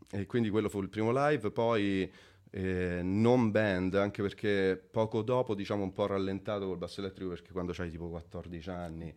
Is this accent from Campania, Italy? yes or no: no; Montefiascone, Lazio, Italy; moved away as an adult; also born or lived in London; now in Milan, Italy; sono nato a Montefescone in provincia di Viterbo